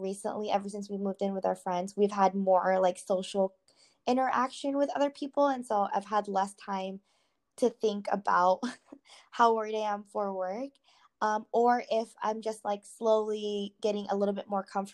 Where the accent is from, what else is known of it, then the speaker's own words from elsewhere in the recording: United States; growing up here, I am really close to my church family who is like they're predominantly Filipinos